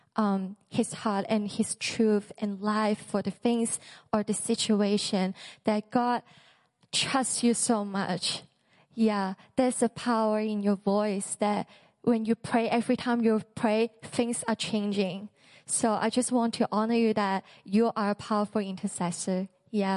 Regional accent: Hong Kong; moved away; I'm from Hong Kong

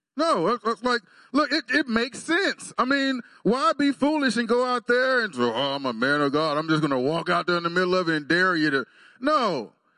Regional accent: Waxahachie, Texas, United States; moved away as an adult; now in Stillwater, United States; I went home, back to my hometown of Waxahachie

